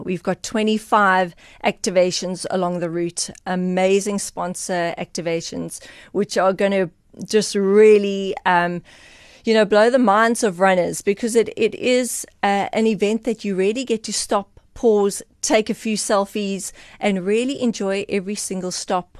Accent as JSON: {"language": "English", "region": "Eastern Cape", "country": "South Africa", "said": "I am from the Eastern Cape"}